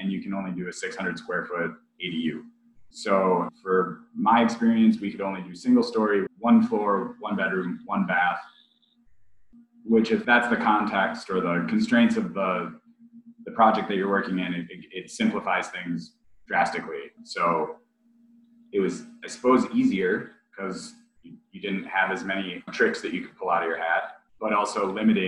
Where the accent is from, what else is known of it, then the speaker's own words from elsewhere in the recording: Wisconsin, United States; moved away as an adult; now in Portland, United States; I'm originally from Wisconsin.